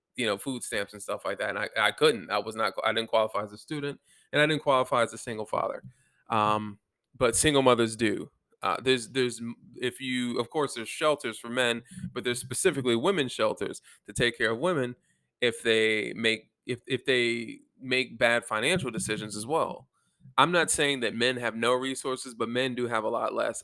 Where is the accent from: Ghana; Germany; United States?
Germany; moved away; Germany, my home country